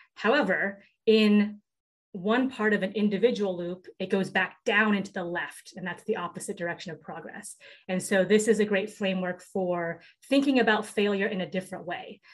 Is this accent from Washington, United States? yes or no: yes; Seattle, Washington, United States; I grew up in Seattle, Washington